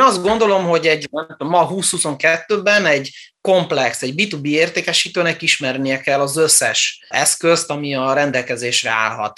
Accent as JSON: {"language": "Hungarian", "region": "Transylvania", "country": "Romania", "tie": "born or raised there", "also_born_or_lived": "Germany", "moved": "yes", "said": "Erdélyben születtem, és olyan városban nőttem fel, ahol román óvodába, román iskolába jártam, egészen a hetedik osztályig"}